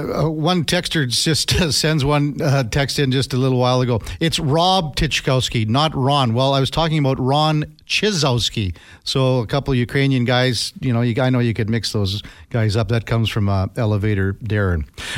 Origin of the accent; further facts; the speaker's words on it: Edmonton, Alberta, Canada; now in Northern BC, Canada; I'm formerly from Edmonton, moved to Northern BC.